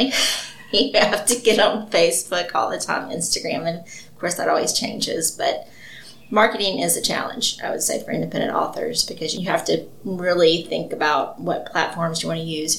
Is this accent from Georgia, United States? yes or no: no; Mobile, Alabama, United States; now in Athens, United States; I'm originally from Mobile